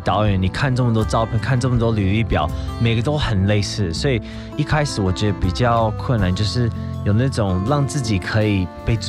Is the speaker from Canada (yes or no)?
yes; Canada; 对，六岁移民到加拿大，